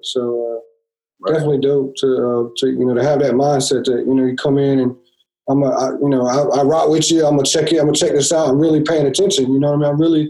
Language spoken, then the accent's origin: English; Carolina, United States; from where I grew up in Carolina, we didn't have anybody, you know what I'm saying?